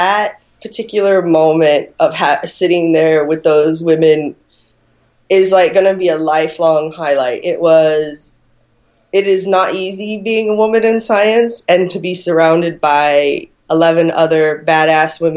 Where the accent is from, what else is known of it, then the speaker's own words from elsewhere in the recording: Phoenix, Arizona, United States; moved away as an adult; now in Australia; I am American. I was born and raised on the west side of Phoenix